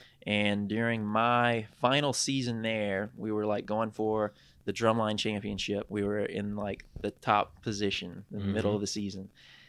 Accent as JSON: {"language": "English", "town": "Raceland", "region": "Louisiana", "country": "United States", "also_born_or_lived": "Houma, Louisiana", "lives_now": "Lafayette, United States", "said": "I'm originally from Raceland"}